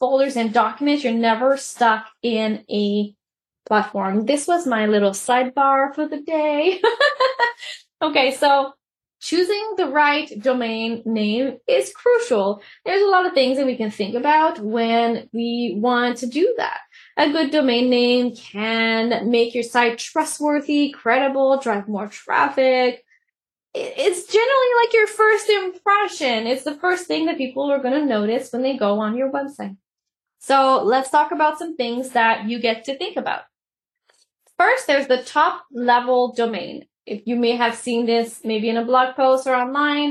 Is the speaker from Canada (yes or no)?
yes; Canada; I'm Canadian